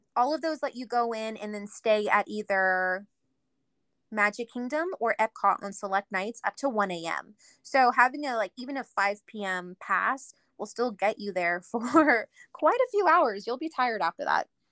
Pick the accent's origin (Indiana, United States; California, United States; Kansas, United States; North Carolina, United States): California, United States; Southern; moved away as an adult; now in Idaho, United States; I'm originally from Southern California